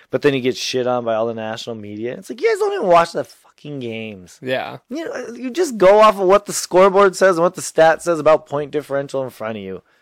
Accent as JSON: {"language": "English", "region": "Minnesota", "country": "United States", "tie": "born or raised there", "said": "we grew up in Minnesota as a Viking fan."}